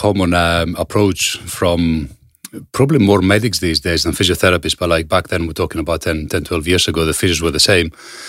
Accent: Greece; moved away; Obviously, I come from Greece and a lot of my family is still there.

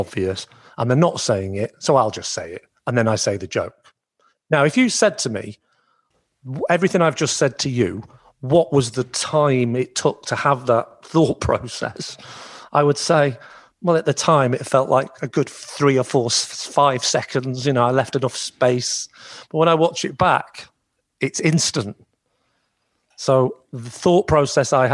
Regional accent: Southport, North West England, United Kingdom; My hometown is Southport

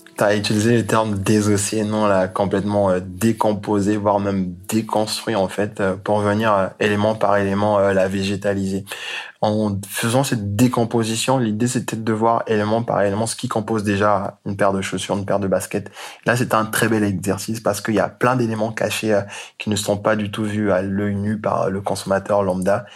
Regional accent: Côte d’Ivoire; moved away; also born or lived in Congo; je suis euh, du Congo, mais j'ai grandi en Côte d'Ivoire

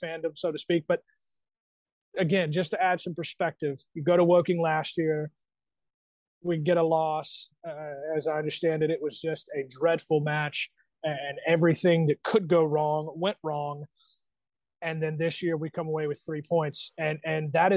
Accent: United States; as an American fan

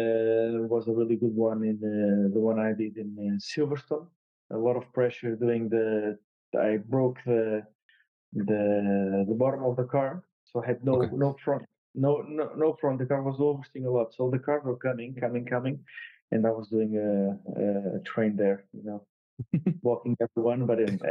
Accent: Portugal; I won in touring cars in Estoril, my home country

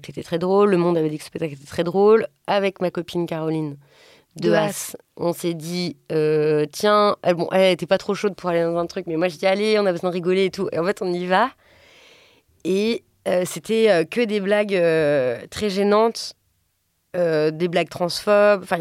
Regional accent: Strasbourg, Grand Est, France; Je viens de Strasbourg et c'est la SNCF qui fait les trains.

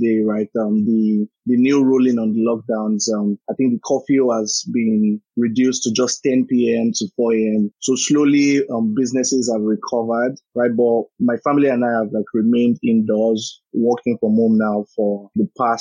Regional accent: Lagos, Nigeria; I was born and raised in Lagos, lived there virtually all of my life

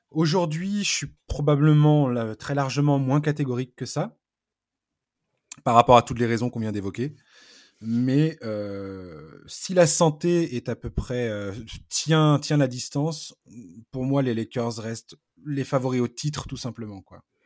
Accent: Breton, Brittany, France; je suis pas normand, je suis breton

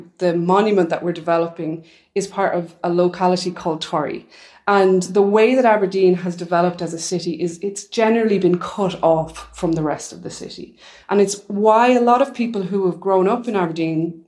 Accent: Ireland; moved away; I'm from Ireland

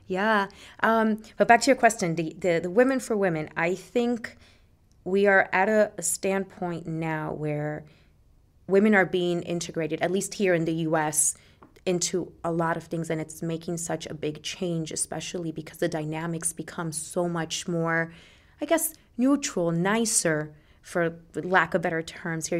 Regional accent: Puerto Rico; now in Jersey City, United States; I lived there till I was eight, and I grew up in Puerto Rico.

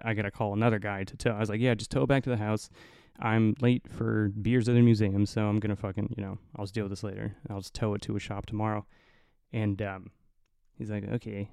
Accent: Indiana, United States; moved away; I'm from the cornfields of Indiana

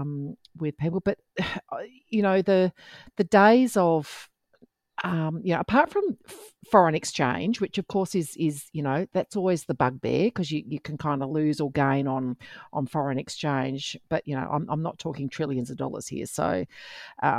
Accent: Perth, Western Australia, Australia; moved away; Perth, my home state

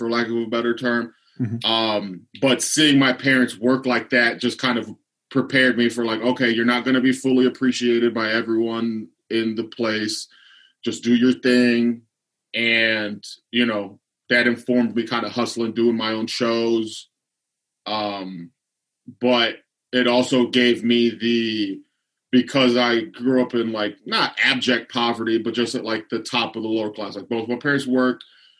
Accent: Lorain, Ohio, United States; So Lorain used a big steel yard, shipyard, auto industry. So like my dad used to work at the steel mill when I was a kid.

